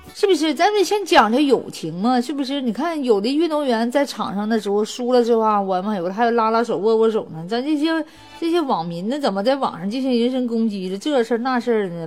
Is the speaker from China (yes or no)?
yes; China; 你外外国好的歌曲，我们中国人也听；我们中国好的是歌曲，你们也听